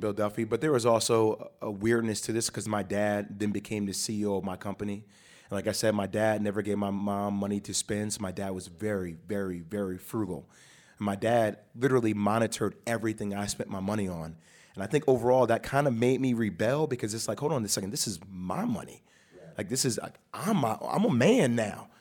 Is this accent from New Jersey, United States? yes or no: yes; New Jersey, United States; I was born and raised in Jersey